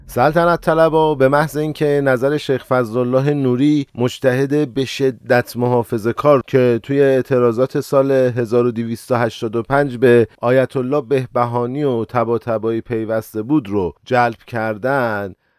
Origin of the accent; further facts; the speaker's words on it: Iran; کشور ما ایرانه